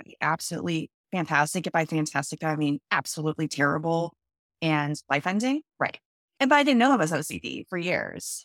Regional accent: Boulder, Colorado, United States; moved away as an adult; also born or lived in Canada / Seattle, Washington; now in Portland, United States; I'm originally from Canada, but I grew up in the Boulder, Colorado area

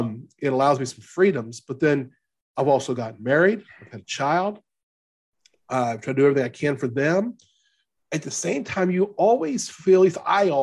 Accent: Louisiana, United States; I'm from Louisiana. We met in Kansas.

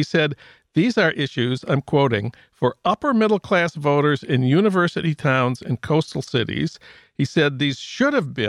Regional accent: St. Paul, Minnesota, United States; now in Los Angeles, United States; That's news from my hometown of St. Paul.

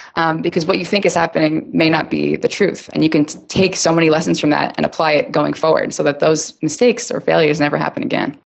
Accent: New York, United States; also born or lived in Chicago / Los Angeles; now in San Francisco, United States; I'm from New York and I've lived in Chicago, I lived

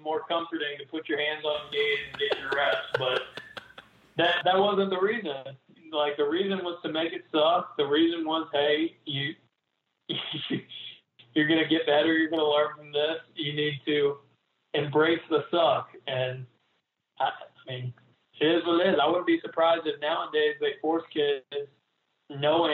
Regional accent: Gainesville, Florida, United States; I grew up in Gainesville. I was a big Gator fan

